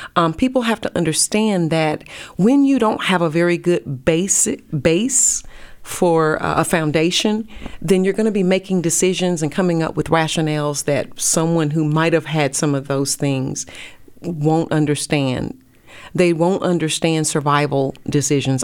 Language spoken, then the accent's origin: English; North Carolina, United States; also born or lived in Pensacola, Florida; now in Dallas, United States; I'm from North Carolina